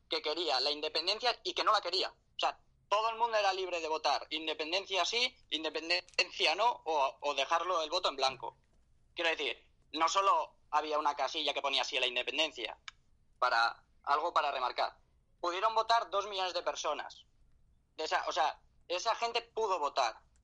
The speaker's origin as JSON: {"language": "Spanish", "region": "Catalonia", "country": "Spain", "said": "soy catalán, eh, soy catalán de madre extremeña"}